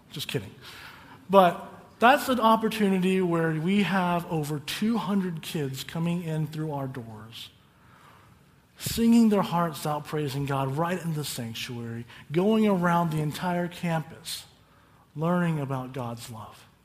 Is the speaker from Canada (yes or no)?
no; Calimesa, California, United States; the kingdom of heaven is like that small church I grew up in in Calimesa